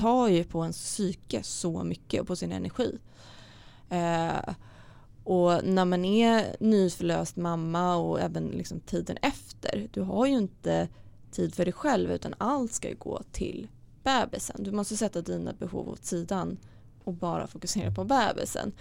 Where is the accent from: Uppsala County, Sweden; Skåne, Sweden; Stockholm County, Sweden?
Stockholm County, Sweden; Stockholm; jag kommer från Stockholm